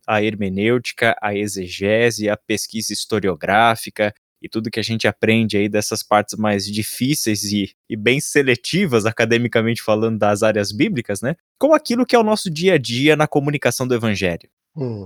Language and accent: Portuguese; São Paulo, Brazil; now in Vinhedo, Brazil; atualmente moro em Vinhedo, mas eu sou da região da Moca, em São Paulo.